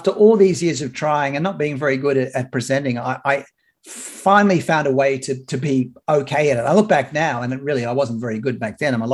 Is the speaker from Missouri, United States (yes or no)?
no; Atlanta, Georgia, United States; I was doing the Olympic updates from Atlanta, Georgia, oh